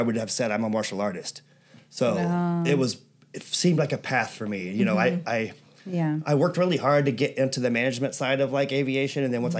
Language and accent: English; Birmingham, Alabama, United States; also born or lived in Atlanta, Georgia / Ireland (ancestry); now in National City, United States; I was born in Atlanta. I grew up in Birmingham. I think right now is the third most dangerous city in America. So I grew up around a lot of poverty.